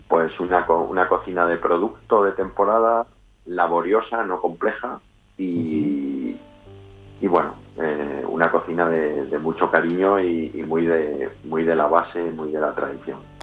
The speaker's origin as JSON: {"language": "Spanish", "town": "León", "region": "Castile and León", "country": "Spain", "also_born_or_lived": "Madrid / Santiago de Compostela", "moved": "yes", "lives_now": "Valladolid, Spain", "said": "volver a la tierra, a León, porque nosotros somos los dos de León"}